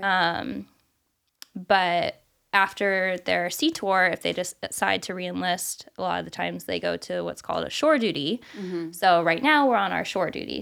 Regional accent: California, United States; moved away as an adult; also born or lived in Arizona / South Carolina / Hawaii; now in Illinois, United States; I'm from California

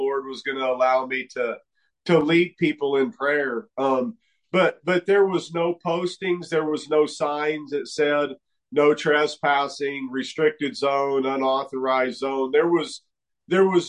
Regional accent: New Mexico, United States; I was raised here in New Mexico to a logging and sawmilling family

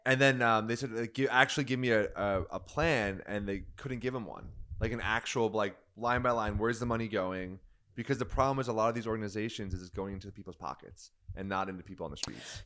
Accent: United States; I'm American

